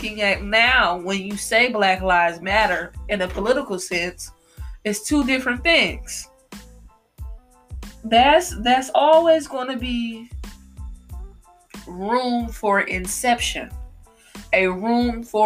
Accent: United States; I do live in America. I am an American

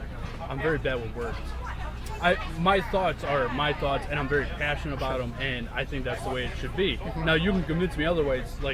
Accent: Torrington, Connecticut, United States; I grew up in Torrington. I bought my childhood home

